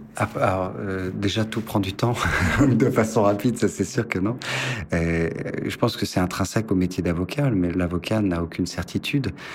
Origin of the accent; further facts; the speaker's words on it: Dijon, Bourgogne-Franche-Comté, France; moved away as an adult; now in Paris, France; je suis né à Dijon, donc j'ai commencé mes études de droit à Dijon, fait mes quatre premières années